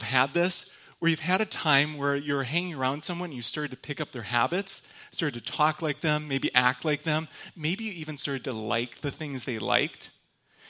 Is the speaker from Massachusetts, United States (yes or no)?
no; Michigan, United States; accent: Michigander; now in Grand Rapids, United States; I'm from Michigan. In case anybody was wondering, that's where I'm actually from. I have a very thick Michigander accent